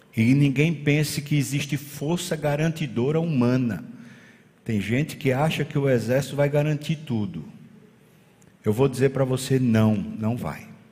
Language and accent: Portuguese; Brazil; nós somos brasileiros